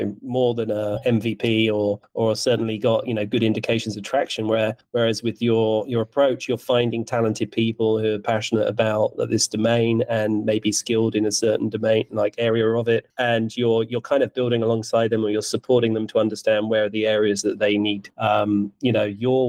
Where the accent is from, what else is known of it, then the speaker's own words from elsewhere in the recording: United Kingdom; I'm British